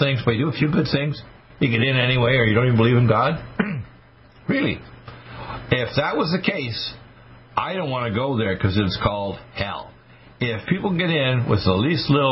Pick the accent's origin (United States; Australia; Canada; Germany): United States; Wayne County, Michigan; I was born in Wayne County at Providence Hospital